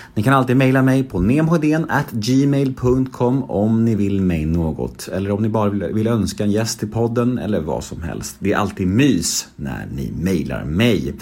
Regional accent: Värmdö, Stockholm County, Sweden; moved away as an adult; also born or lived in Södermalm, Stockholm; jag är född här på Södermalm men flyttade till Värmdö när jag var sju år. Och sen från Värmdö igen när jag var 18. Så hela min skoltid var där.

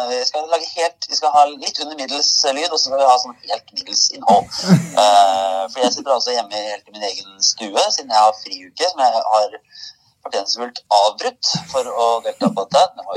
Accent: Oslo, Norway; fra Oslo

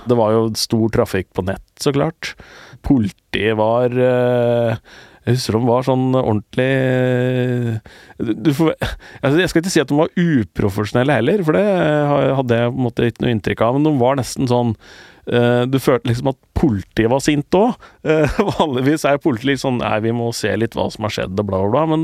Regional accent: Eastern Norway, Norway; For jeg er jo østlending

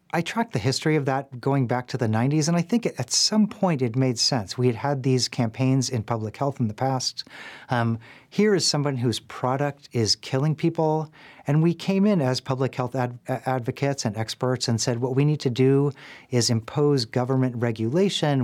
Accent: Nashville, Tennessee, United States; my hometown of Nashville

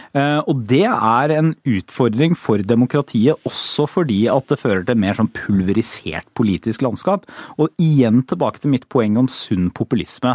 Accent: Porsgrunn, Telemark, Norway; now in Oslo, Norway; jeg er fra Porsgrunn, det er ikke veldig langt fra Oslo til Porsgrunn

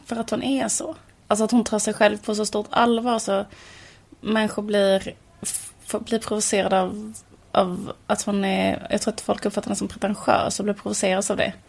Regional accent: Borås, Västra Götaland, Sweden; det var när vi var små och bodde i Borås, ett sånt höghusområde

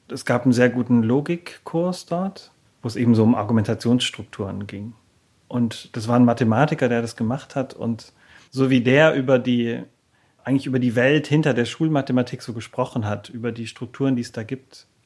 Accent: Baden-Württemberg, Germany; now in Berlin, Germany; also aufgewachsen bin ich im Schwabenland, also ziemlich weit im Süden, in einer Kleinstadt eigentlich da, äh, auf der Schwäbischen Alb, beziehungsweise an der Donau. Ja, und da musste ich irgendwann dringend weg.

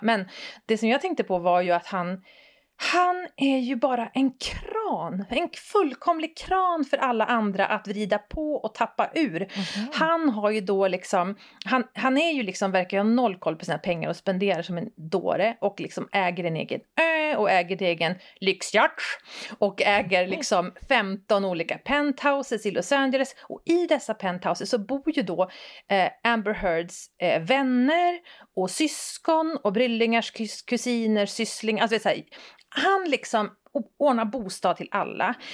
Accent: Västerbotten County, Sweden; jag är från Västerbotten

